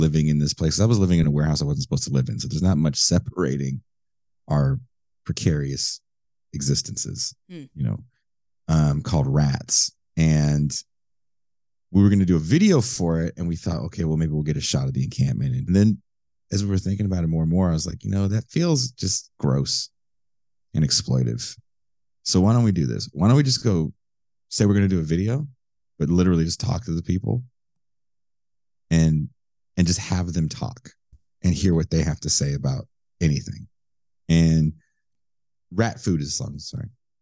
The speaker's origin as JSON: {"language": "English", "town": "Richmond", "region": "California", "country": "United States", "tie": "born or raised there", "also_born_or_lived": "Oakland, California", "said": "I grew up in a city adjacent to Oakland called Richmond, California"}